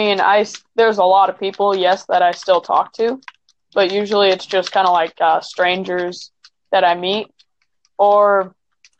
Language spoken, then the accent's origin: English; California, United States; I am from California.